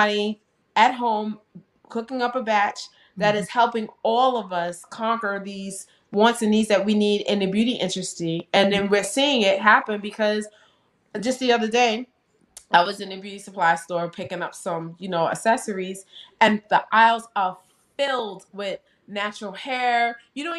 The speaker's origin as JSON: {"language": "English", "region": "New York", "country": "United States", "moved": "as an adult", "lives_now": "Delaware, United States", "said": "I'm from New York. You know, we would go to like Macy's, Nordstrom's or whatever"}